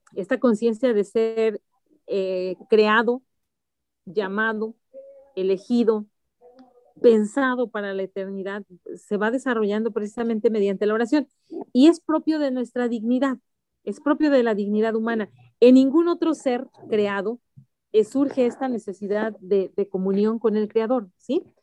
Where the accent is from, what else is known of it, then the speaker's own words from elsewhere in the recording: Mexico City, Mexico; Yo soy de la Ciudad de México, originaria de la Ciudad de México